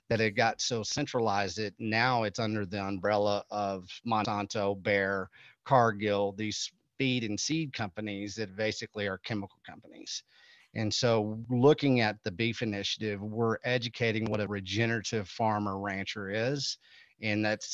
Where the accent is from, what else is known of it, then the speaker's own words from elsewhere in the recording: Texas, United States; I'm from Texas, we're from cattle country.